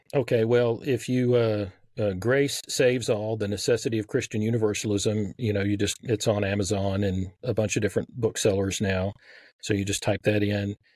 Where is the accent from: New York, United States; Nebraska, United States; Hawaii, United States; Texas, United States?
Texas, United States; accent: Southern; I grew up in Texas